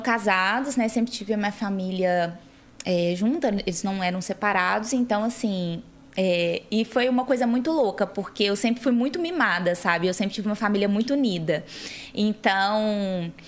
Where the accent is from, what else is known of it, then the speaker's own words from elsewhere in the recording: Belo Horizonte, Minas Gerais, Brazil; moved away as an adult; now in São Paulo, Brazil; Eu sou de Belo Horizonte